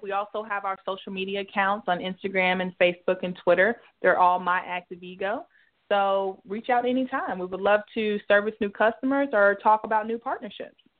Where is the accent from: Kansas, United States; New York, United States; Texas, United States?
Texas, United States; Dallas; I'm born and raised in Dallas